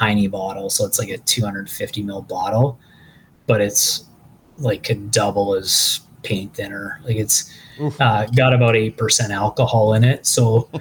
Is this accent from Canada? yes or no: yes; Thorold, Ontario, Canada; I'm from Thorold